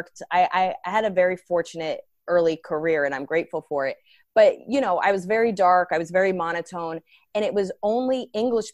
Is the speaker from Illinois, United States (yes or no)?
no; right outside of Princeton, New Jersey, United States; moved away as an adult; now in New York City, United States; I grew up right outside of Princeton